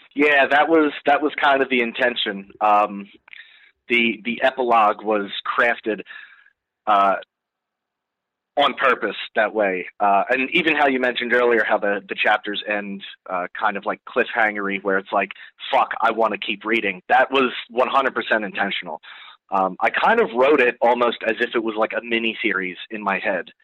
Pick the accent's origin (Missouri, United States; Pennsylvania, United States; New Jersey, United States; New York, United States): New Jersey, United States; I'm born and raised in New Jersey